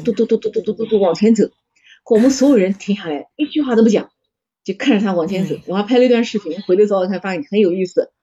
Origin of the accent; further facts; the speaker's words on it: China; 我们来自中国